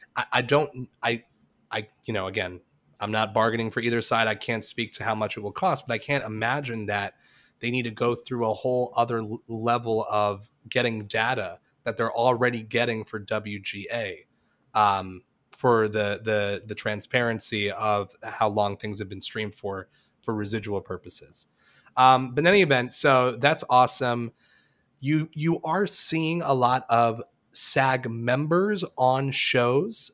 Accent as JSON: {"language": "English", "region": "Florida", "country": "United States", "said": "I'm from Florida"}